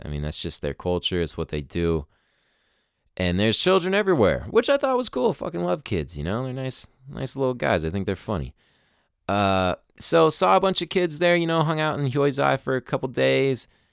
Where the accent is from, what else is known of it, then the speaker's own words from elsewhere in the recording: United States; us people born in America